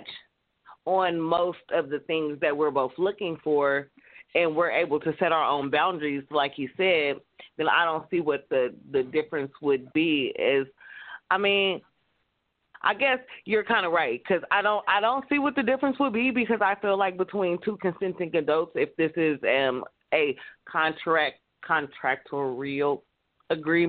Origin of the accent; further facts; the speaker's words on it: California, United States; I'm from California